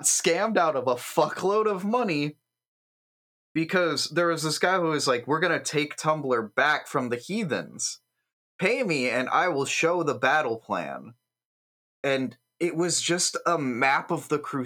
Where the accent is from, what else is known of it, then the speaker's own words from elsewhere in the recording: United States; I'm American